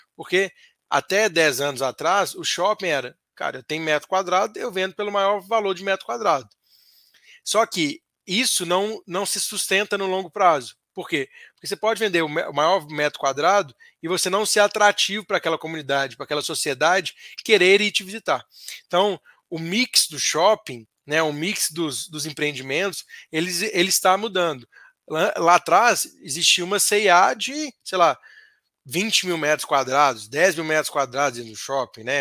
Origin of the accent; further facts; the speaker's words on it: Minas Gerais, Brazil; como bom mineiro